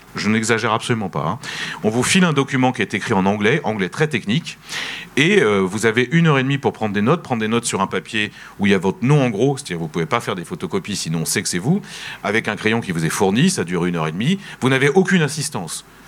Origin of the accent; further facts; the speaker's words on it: France; en tant que français en tant qu'Européen